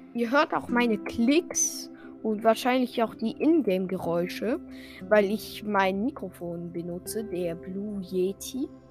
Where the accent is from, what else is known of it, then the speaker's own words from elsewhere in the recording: France; Und ich bin ja Franzose